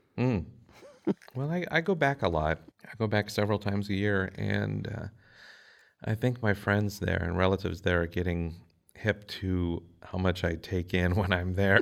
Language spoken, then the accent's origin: English; Minnesota, United States; growing up in Minnesota